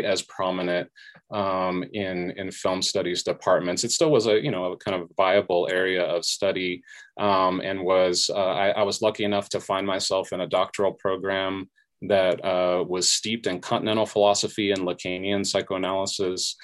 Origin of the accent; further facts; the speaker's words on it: Southern California, United States; So I was a first generation college student growing up in Southern California